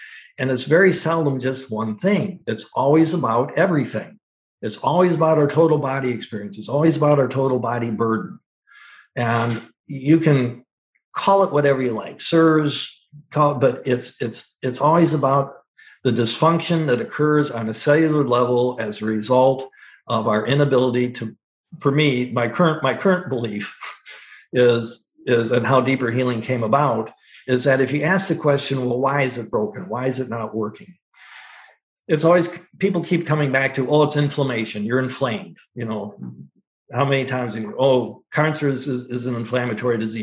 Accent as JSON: {"language": "English", "region": "Northwest Ohio", "country": "United States", "tie": "born or raised there", "said": "I grew up in Northwest Ohio"}